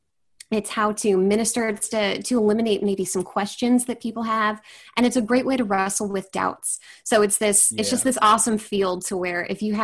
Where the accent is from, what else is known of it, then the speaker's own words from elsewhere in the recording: Puyallup, Washington, United States; So I'm from Washington State. I'm from a town called Puyallup. It's about probably about 30 minutes from Seattle.